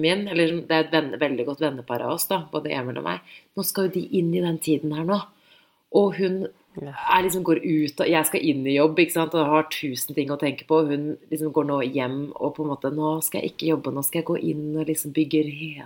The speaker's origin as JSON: {"language": "Norwegian", "region": "Oslo", "country": "Norway", "tie": "born or raised there", "said": "Jeg er vokst opp i byen"}